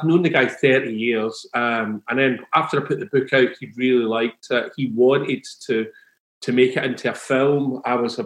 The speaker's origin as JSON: {"language": "English", "region": "Scotland", "country": "United Kingdom", "said": "I come from Scotland"}